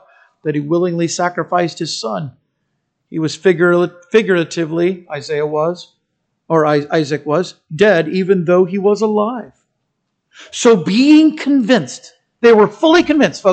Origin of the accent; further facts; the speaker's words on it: United States; I'm a Christian who happens to be an American